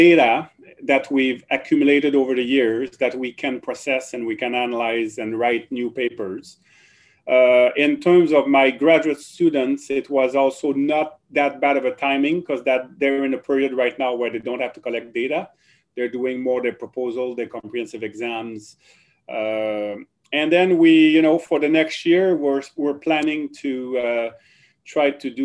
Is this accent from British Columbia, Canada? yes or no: no; Drummondville, Quebec, Canada; accent: French; first language French; English is a second language; moved away as an adult; also born or lived in Ottawa; now in Kingston, Canada; I was born in Quebec, the province of Quebec. And so I grew up speaking French, and I did everything in French in Quebec